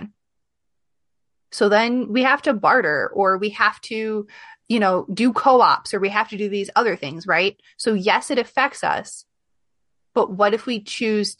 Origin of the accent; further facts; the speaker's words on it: Midwest, United States; accent: Midwest plus a little bit of Southern; I have this weird mix of Midwest plus a little bit of Southern, like mixed in my colloquialisms and sometimes my accent